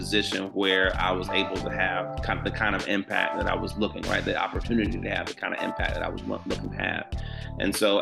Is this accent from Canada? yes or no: no; Georgia, United States; my home state